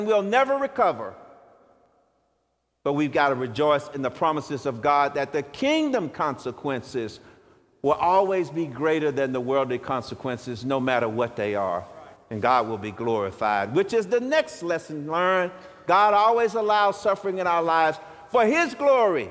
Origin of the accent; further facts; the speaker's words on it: Shreveport, Louisiana, United States; I was born in 1960 in Shreveport, Louisiana, at Confederate Memorial Hospital, where the poor families went who couldn't afford health care